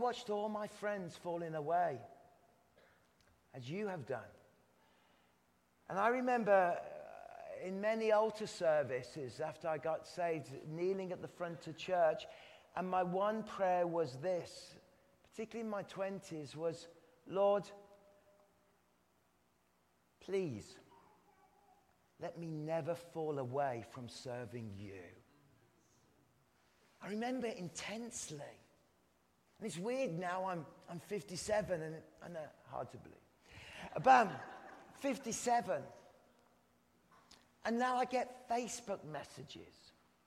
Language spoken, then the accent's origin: English; England, United Kingdom; I'm English